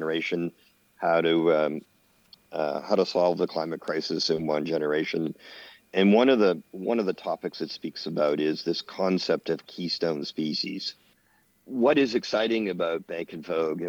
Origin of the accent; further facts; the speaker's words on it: Canada; in Canada, being a Canadian